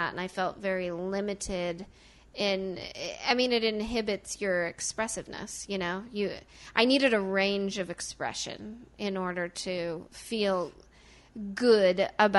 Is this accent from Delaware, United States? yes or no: no; Mount Vernon, Illinois, United States; So this is not my natural accent. I probably did my. I'm from a very small town in Illinois.